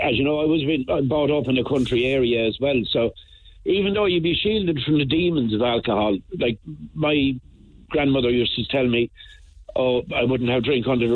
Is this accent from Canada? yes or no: no; Sean Ross Abbey, Roscrea, Munster, Ireland; I was born in Sean Ross Abbey.